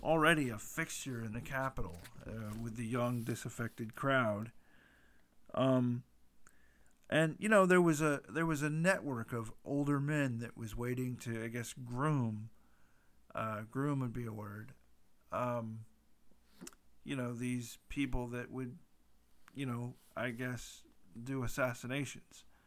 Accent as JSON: {"language": "English", "country": "United States", "said": "being an American"}